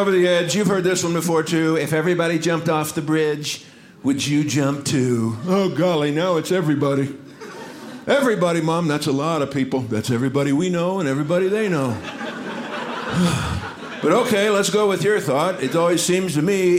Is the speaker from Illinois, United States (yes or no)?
no; Dallas, Texas, United States; I am from Dallas, Texas